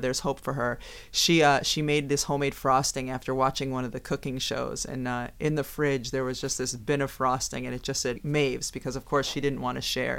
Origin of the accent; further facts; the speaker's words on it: Massachusetts, United States; Growing up in Massachusetts, when I was in high school